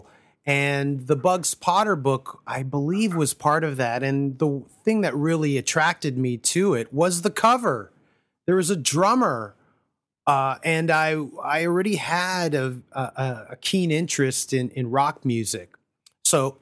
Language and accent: English; Toronto, Ontario, Canada; I grew up in Scarborough